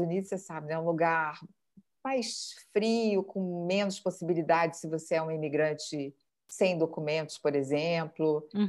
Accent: Brazil; moved away as an adult; also born or lived in New York; now in Lisbon, Portugal; saí do Brasil

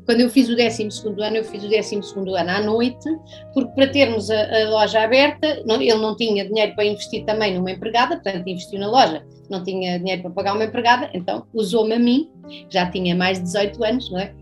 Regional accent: Loulé, Algarve, Portugal; eu cresci aqui no Algarve, numa cidadezinha pequena chamada Lolé

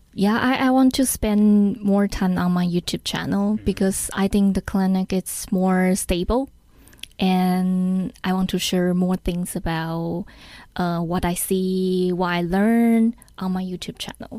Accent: Taiwan; English is a second language; I learned English from elementary school. Mm, you know, every Taiwanese have to learn English mm. from the elementary school

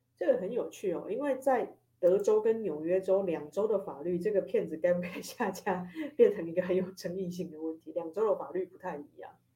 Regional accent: Taiwan; 我是一个台湾人

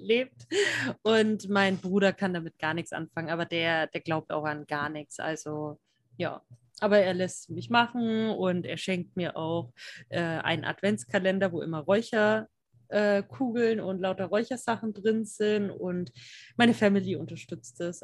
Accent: Franconia, Bavaria, Germany; ich komme ja aus dem Frankenland hier, also ich bin Fränkin

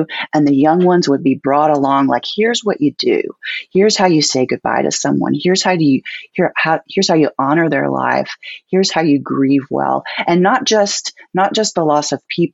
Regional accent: Texas Piney Woods, United States; I grew up in the Texas Piney Woods, Northeast Texas.

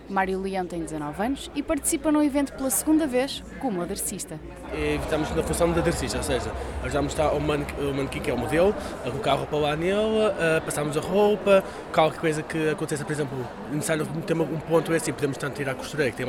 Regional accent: Lisbon, Portugal; Bem, como eu sou de Lisboa, acordo muito cedo, venho a dormir no autocarro

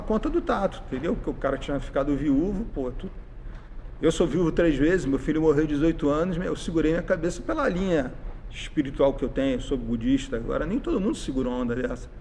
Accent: Rio de Janeiro, Brazil; also born or lived in Porto Alegre; Eu vim do Morro do Tabajara, no Rio de Janeiro, família da minha mãe.

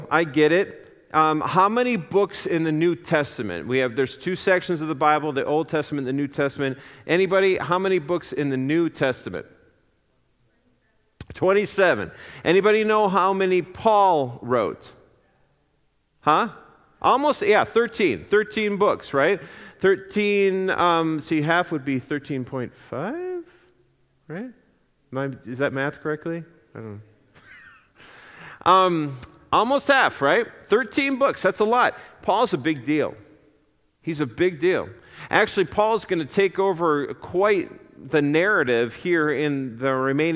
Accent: Apple Valley, Minnesota, United States; moved away as an adult; also born or lived in Indiana; I grew up in the Twin Cities in Apple Valley

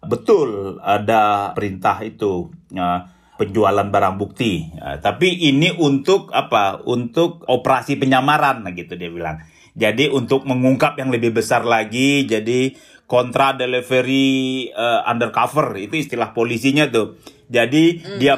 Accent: West Sumatra, Indonesia; oh kaget juga kita orang jauh non dari kampung saya sana, Sumatera Barat.

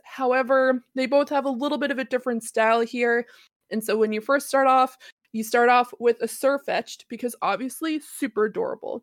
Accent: Annapolis Royal, Nova Scotia, Canada; my hometown, um, which is called Annapolis Royal

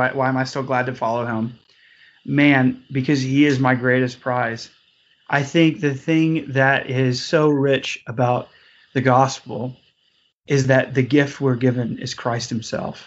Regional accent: Morganton, North Carolina, United States; moved away; woo me back to my home state a few years ago and woo me back really to my hometown for the very reasons of growing up in an area

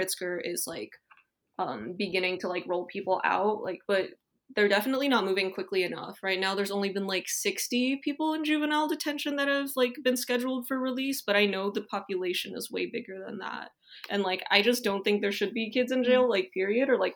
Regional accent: Chicago, Illinois, United States; moved away as an adult; also born or lived in Hunan, China / New Haven, Connecticut; I've been growing up in Chicago for pretty much my whole life

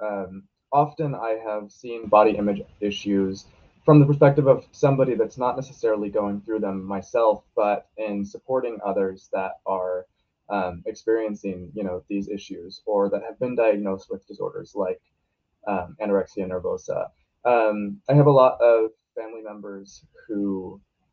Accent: Portland, Oregon, United States

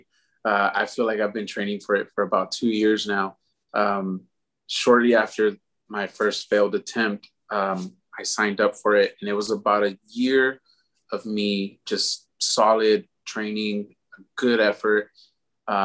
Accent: Houston, Texas, United States; Actually born and raised here in Houston. I grew up down in the Pasadena area.

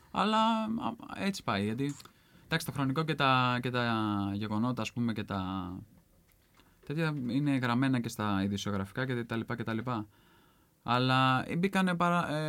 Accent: Central Greece, Greece; Ναι, εγώ είμαι από την Εύβοια

